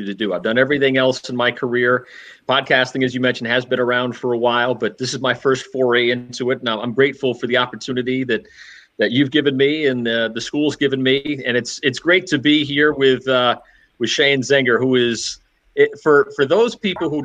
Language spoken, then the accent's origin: English; Middletown, Rhode Island, United States; moved away as an adult; also born or lived in Poughkeepsie, New York; now in Connecticut, United States; I grew up in Middletown, Rhode Island, which is right next to Newport.